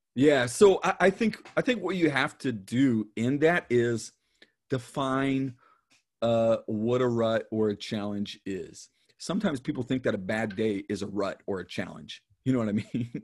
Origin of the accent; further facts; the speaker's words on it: Dayton, Ohio, United States; I was born in Dayton, Ohio